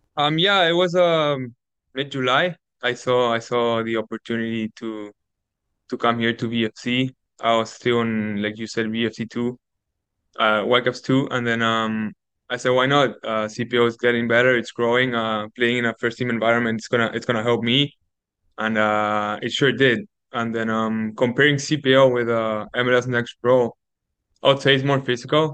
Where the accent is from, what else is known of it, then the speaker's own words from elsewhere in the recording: Lima, Peru; now in Canada; growing up in South America